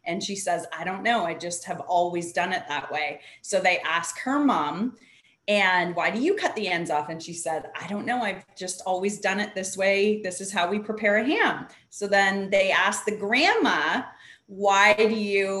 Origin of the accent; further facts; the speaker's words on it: Canada; now in California, United States; I grew up the opposite way in Canada, at least where we were from, everybody worked.